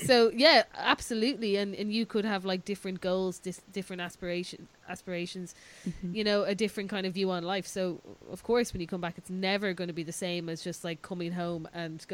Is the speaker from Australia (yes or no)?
no; Ireland; also born or lived in Dún Laoghaire / Dublin; I think as Irish people